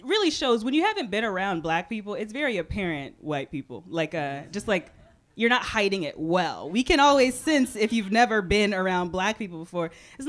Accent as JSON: {"language": "English", "region": "Texas", "country": "United States", "said": "I'm from Texas, so Texas Southern white would have been different, but it was Vermont white."}